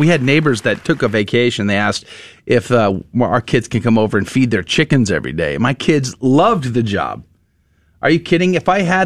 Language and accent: English; San Antonio, Texas, United States; As a kid, you know, growing up in San Antonio, I used to take the city bus all the time to and from school